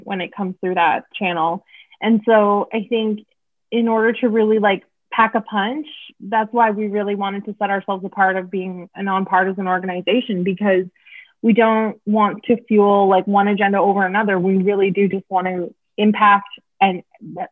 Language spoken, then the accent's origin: English; Oshawa, Ontario, Canada; moved away; I'm from Oshawa.